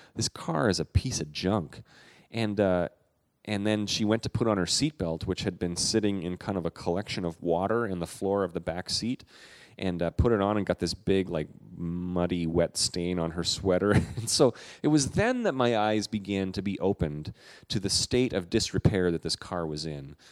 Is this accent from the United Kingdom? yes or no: no; Canada; I'm a Canadian